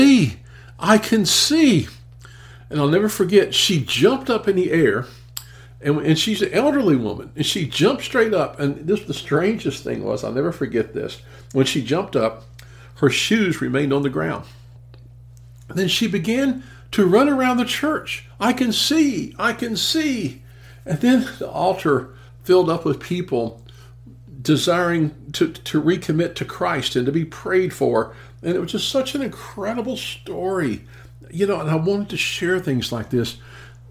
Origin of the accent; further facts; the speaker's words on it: Memphis, Tennessee, United States; in my hometown of Memphis, Tennessee